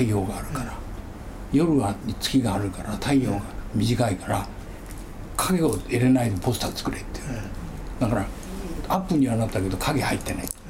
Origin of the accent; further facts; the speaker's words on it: Kyushu, Japan; あの僕も九州生まれなんですけど